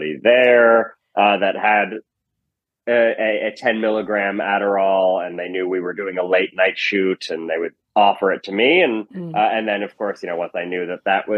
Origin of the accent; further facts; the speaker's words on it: Chadds Ford, Pennsylvania, United States; moved away as an adult; also born or lived in New York / Los Angeles / Berkeley; I grew up outside of Philadelphia in a town called Chadsford, Pennsylvania